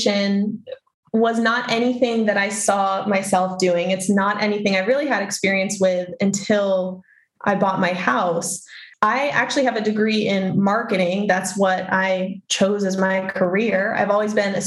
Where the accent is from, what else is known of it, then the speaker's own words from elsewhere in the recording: Maine, United States; moved away as an adult; I'm from Maine, born and raised Mainer over here